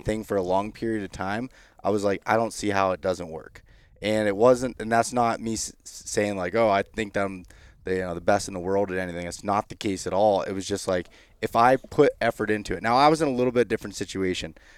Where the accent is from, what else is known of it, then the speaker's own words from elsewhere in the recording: Pennsylvania, United States; in my home state of Pennsylvania